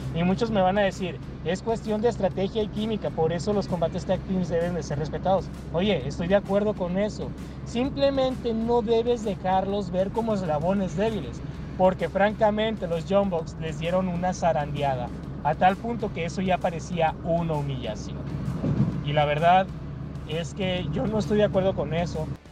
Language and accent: Spanish; Mexico; yo como mexicano